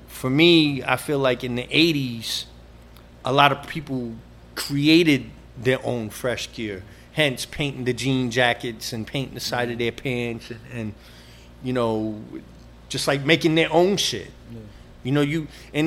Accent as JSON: {"language": "English", "region": "New York", "country": "United States", "tie": "born or raised there", "said": "growing up on the Upper West Side, I spent a lot of time in 72nd Street and Broadway"}